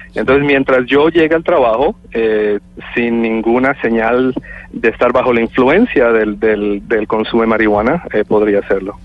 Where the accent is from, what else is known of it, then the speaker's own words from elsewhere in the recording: Colombia; now in Canada; soy colombiano, nacido en Colombia, vivo en Canadá hace ah, muchísimos